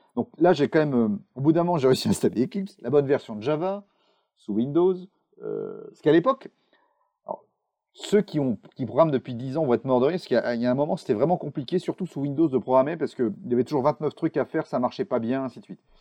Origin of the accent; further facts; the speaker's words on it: Charente, Nouvelle-Aquitaine, France; moved away as an adult; now in Bordeaux, France; je suis bordelais, mais je suis charentais d'origine. J'ai traversé le monde et fait 100 km pour partir de chez mes parents pour aller à Bordeaux